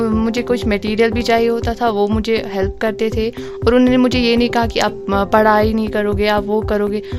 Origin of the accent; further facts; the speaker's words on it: Anantnag, Jammu and Kashmir, India; اور میں انت ناگ سے بلانگ کرتی ہوں اور میں ابھی الیونتھ کلاس میں پڑھتی ہوں